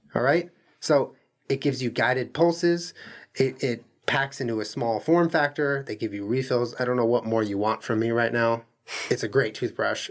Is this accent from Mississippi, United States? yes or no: no; Santa Monica, California, United States; also born or lived in Culver City; We grew up in like Santa Monica, and I grew up partly in Culver City.